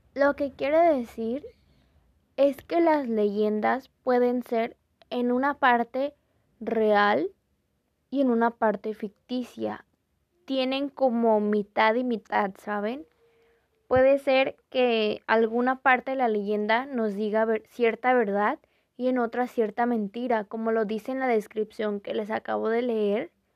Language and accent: Spanish; Mexico; nuestra cultura como mexicanos